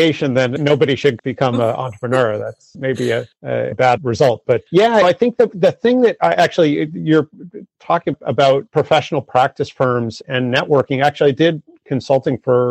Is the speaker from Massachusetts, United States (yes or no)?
yes; Massachusetts, United States; I grew up in Massachusetts